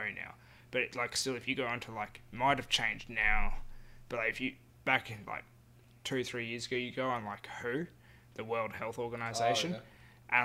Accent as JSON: {"language": "English", "town": "Carnarvon", "region": "Western Australia", "country": "Australia", "tie": "born or raised there", "moved": "yes", "lives_now": "Perth, Australia", "said": "as a kid growing up in Carnarvon."}